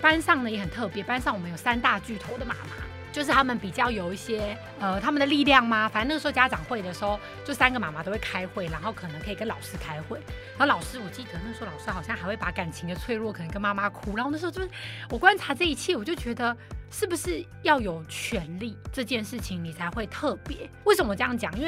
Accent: Kaohsiung, Taiwan; also born or lived in Taipei; 小时候在家里，在高雄就会很想妈妈。可真的回台北又会很想奶奶，然后就大家都要分开

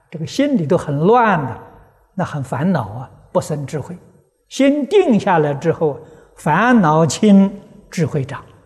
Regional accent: China; 我是中国人呐，这总改不了啊。 啊，老家在中国，出生在中国

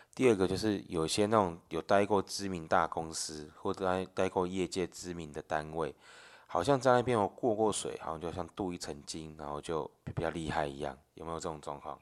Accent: Taiwan; 我们台湾人

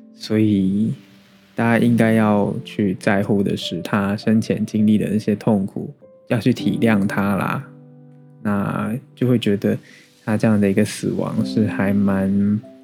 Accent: Taiwan; 身为台湾人

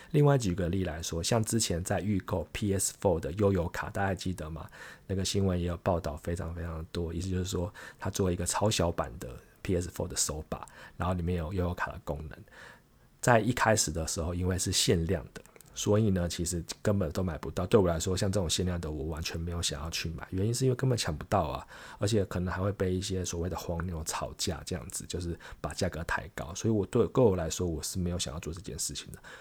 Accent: Taiwan; 我们台湾人

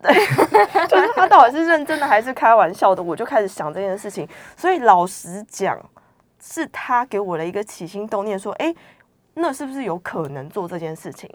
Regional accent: Kaohsiung, Taiwan; now in New Taipei, Taiwan; 我是高雄人，然后因为我家是属于过去高雄县，然后我们家比较乡下嗯哼，对，所以那附近几乎都是绿的

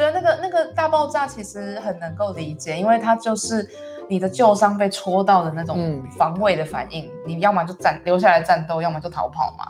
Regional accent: Taiwan; moved away as an adult; also born or lived in London, United Kingdom; 我想要回到台湾可以跟我的，嗯，家人或者是我的家乡，就是重新，重新用艺术治疗师的这个身份建立某种关系

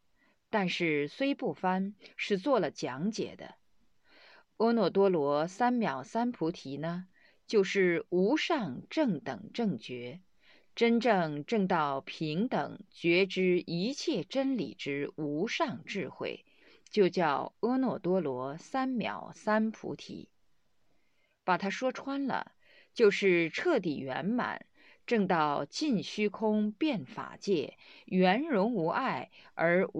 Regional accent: Sichuan, China; 刚刚来了以后是到河南，后几年住在我的家乡，在雾中山建立的庙宇。

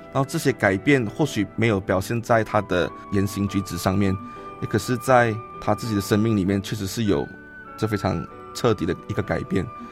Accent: Johor Bahru, Johor, Malaysia; moved away as an adult; now in Taiwan; 我来自马来西亚南部的新山

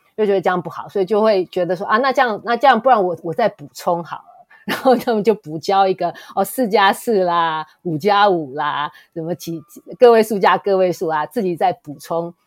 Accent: Taiwan; 我们在台湾长大

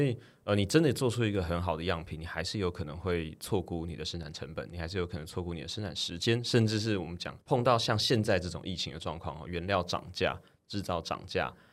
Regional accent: Taiwan; 终究我们身为台湾人

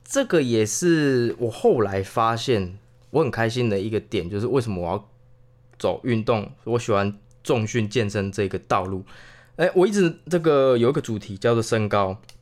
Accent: Chiayi, Taiwan; 嘉义还是可以，因为嘉义怎么说，还是算都市的啊

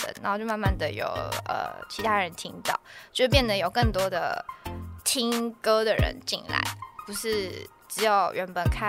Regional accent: Taipei, Taiwan; 土生土长天龙人。

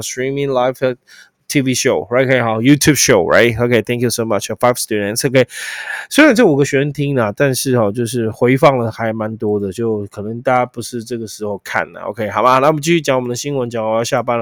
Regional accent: Taiwan; 身为一个台湾人的骄傲

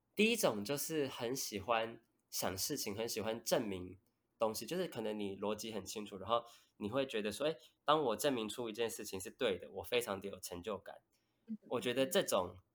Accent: Taipei, Taiwan; 我算是土生土长的台北人这样

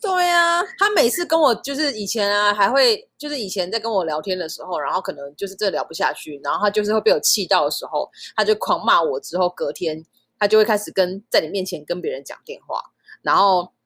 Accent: Taiwan; 我就是在台湾出生

